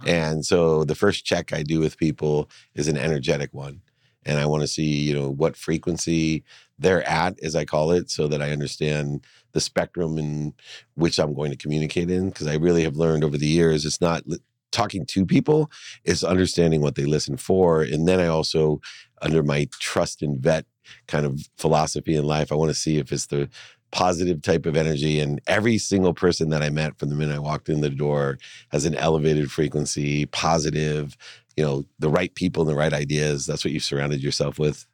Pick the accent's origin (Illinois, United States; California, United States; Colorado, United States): California, United States; San Diego; also born or lived in Akron, Ohio; I moved from Akron to San Diego